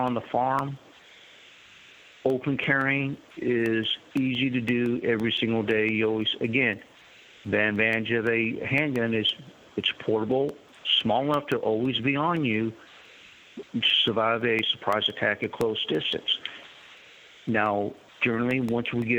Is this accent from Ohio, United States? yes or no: no; Texas, United States; also born or lived in Kentucky / Baghdad, Iraq; now in North Carolina, United States; I grew up in Texas